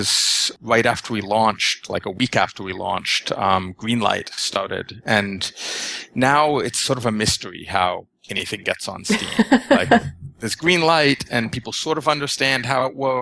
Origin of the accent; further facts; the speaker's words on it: Canada; as a Canadian